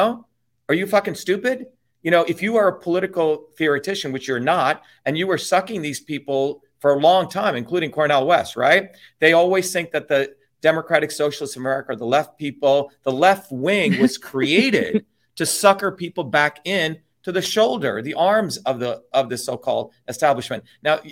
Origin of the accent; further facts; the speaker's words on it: India; now in United States; I grew up in India, Misty, as one of the lower caste people